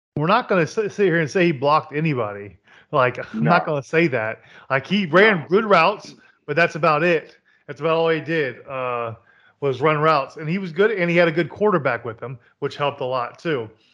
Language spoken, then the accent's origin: English; Kentucky, United States; I was born in Kentucky